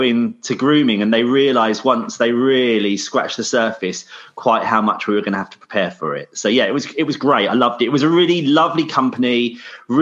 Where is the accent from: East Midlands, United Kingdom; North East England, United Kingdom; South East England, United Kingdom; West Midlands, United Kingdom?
South East England, United Kingdom; Sussex; I'm from Sussex, so right down south